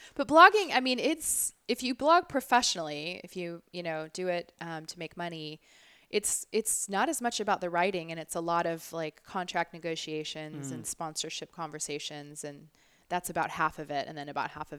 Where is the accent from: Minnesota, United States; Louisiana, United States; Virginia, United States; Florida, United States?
Florida, United States; Orlando; born or raised there; now in Orange County, United States